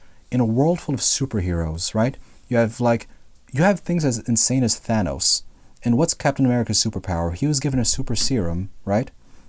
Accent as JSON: {"language": "English", "country": "Philippines", "said": "If you didn't know, I'm Filipino."}